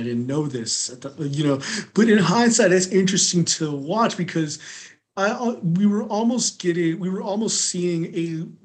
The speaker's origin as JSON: {"language": "English", "region": "California", "country": "United States", "tie": "born or raised there", "also_born_or_lived": "North Carolina", "moved": "as an adult", "lives_now": "Washington, D.C., United States", "said": "I grew up in California, but then I went to North Carolina"}